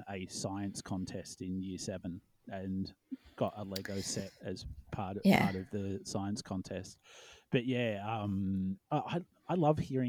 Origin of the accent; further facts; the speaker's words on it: Melbourne, Victoria, Australia; how I viewed Melbourne in the north, completely different. You know, like, the city was a 15-minute cab ride when I was 18